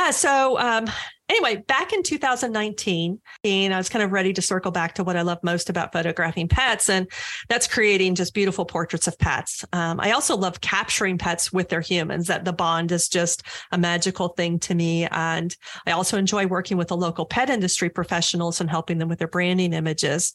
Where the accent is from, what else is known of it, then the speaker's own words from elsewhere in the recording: St. Pete Beach, Florida, United States; also born or lived in St. Petersburg, Florida; I'm also a Florida native. I was born in St. Pete. I was raised on St. Pete Beach, and I've lived in the area my whole life